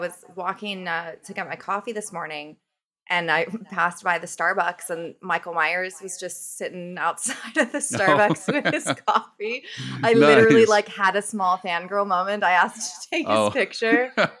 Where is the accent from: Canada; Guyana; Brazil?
Canada; I am a Canadian who says, hey, not A.